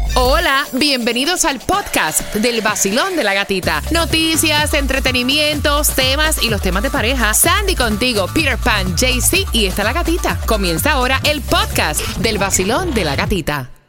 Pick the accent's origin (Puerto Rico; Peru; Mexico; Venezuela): Puerto Rico; yo, a pesar de que soy puertorriqueña y la piña colada es muy típica de nosotros en Puerto Rico